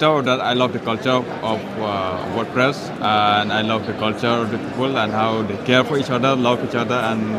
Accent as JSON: {"language": "English", "region": "Meghalaya", "country": "India", "said": "I'm from Meghalaya, northeast of India"}